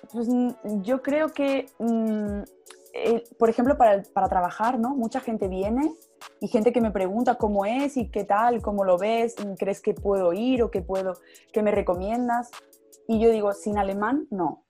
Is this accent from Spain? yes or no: yes; Córdoba, Andalusia, Spain; moved away as an adult; now in Munich, Germany; yo soy de España, soy del sur, soy de Andalucía, em, de Córdoba concretamente